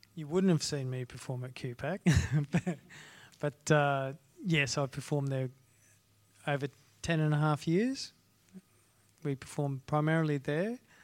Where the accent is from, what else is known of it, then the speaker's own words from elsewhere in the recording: Ayr, Queensland, Australia; I grew up in a small town in North Queensland called Ayr